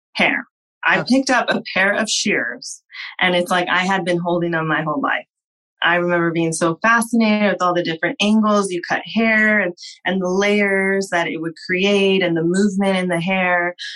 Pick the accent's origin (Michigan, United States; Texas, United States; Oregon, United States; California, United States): California, United States; Whittier; I am from Whittier, California. I grew up here and I currently work and have my business in Whittier